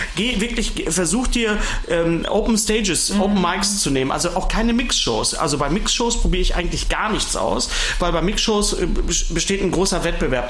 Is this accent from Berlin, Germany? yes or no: no; Ruhr area, North Rhine-Westphalia, Germany; ich komme ja aus dem Ruhrgebiet